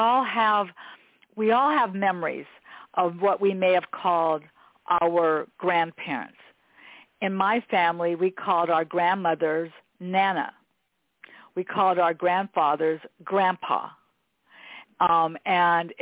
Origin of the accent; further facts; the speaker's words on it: Los Angeles, California, United States; when you grow up here in Los Angeles, this is where I've always lived here in Westchester